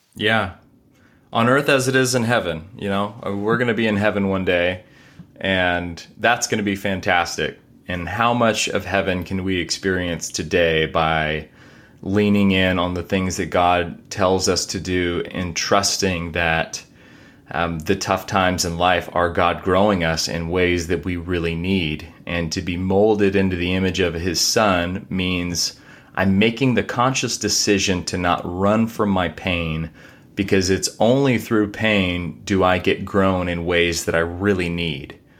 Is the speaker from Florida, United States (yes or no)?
no; Corpus Christi, Texas, United States; also born or lived in Seattle, United States; now in Dallas, United States; I grew up in Corpus